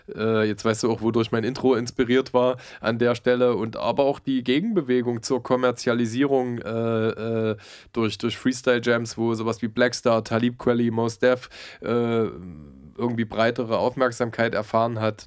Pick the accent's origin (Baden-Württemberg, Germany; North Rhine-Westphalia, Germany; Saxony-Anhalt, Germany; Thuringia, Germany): Saxony-Anhalt, Germany; Halle; moved away; Ich komme ja eigentlich aus Halle-Saale